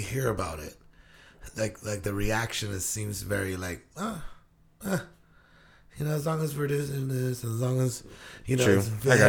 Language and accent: English; Guam; now in Washington, United States; I grew up on Guam.